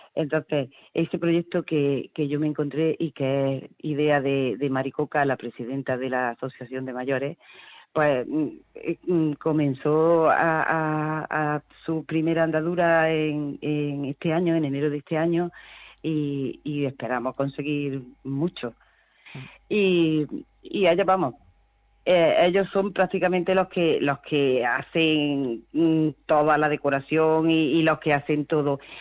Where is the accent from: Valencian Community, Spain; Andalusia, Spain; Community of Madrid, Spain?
Andalusia, Spain; Córdoba; also born or lived in Cabra; yo no soy de Morente, realmente, yo soy de Córdoba. Vamos, yo soy de, yo soy de Cabra, pero he vivido toda mi vida en Córdoba